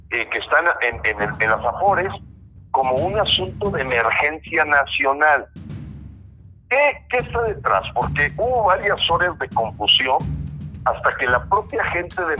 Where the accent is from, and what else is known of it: Mexico